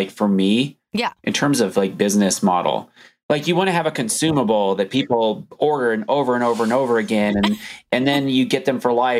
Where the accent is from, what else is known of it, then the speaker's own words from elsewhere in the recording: United States; we meaning like Americans